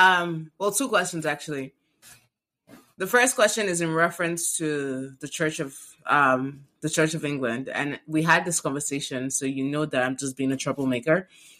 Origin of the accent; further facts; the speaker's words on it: Nigeria; I grew up in Nigeria and tattoos are sin